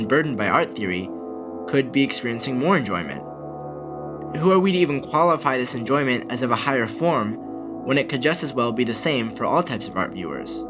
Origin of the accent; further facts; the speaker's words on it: Malibu, California, United States; my hometown of Malibu, California